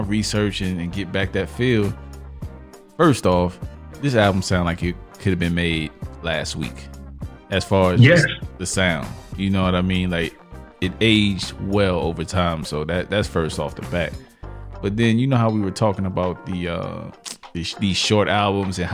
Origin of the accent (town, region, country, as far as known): New York City, New York, United States; born or raised there